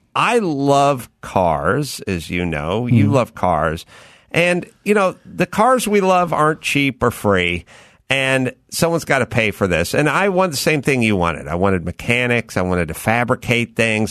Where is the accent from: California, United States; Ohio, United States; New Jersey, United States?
California, United States; Los Angeles; I grew up out here in North Hollywood